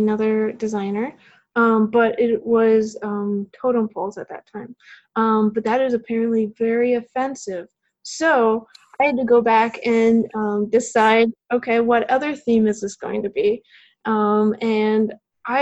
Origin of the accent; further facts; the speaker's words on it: Chicago, Illinois, United States; moved away as an adult; now in Huntsville, United States; I grew up around Chicago, Illinois, which definitely has snow